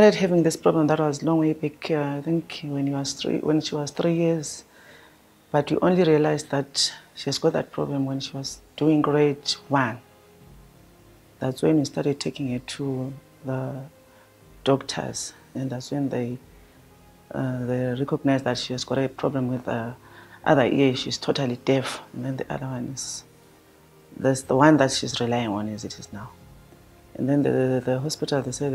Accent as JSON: {"language": "English", "region": "Bulawayo", "country": "Zimbabwe", "moved": "as an adult", "lives_now": "South Africa", "said": "I'm coming from Zimbabwe in Bulawayo"}